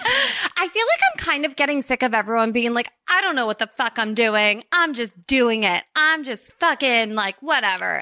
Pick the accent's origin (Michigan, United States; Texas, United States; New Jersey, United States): New Jersey, United States; Princeton; I grew up in Princeton, New Jersey